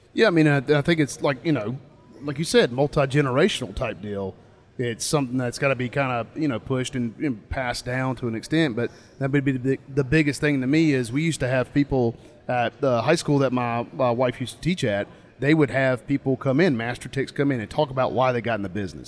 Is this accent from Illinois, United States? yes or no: no; North Carolina, United States; I'm from North Carolina, so in our state